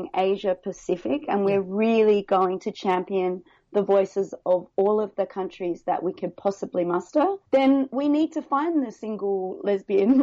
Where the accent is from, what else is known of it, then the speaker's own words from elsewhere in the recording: Adelaide, South Australia, Australia; moved away as an adult; now in Hong Kong; I'm from Adelaide originally, but 14 years in Hong Kong.